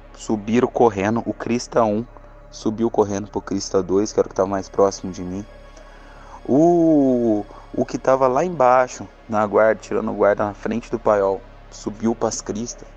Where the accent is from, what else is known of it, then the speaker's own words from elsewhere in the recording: Caxambu, Minas Gerais, Brazil; sou mineiro, natural de Caxambu, Minas Gerais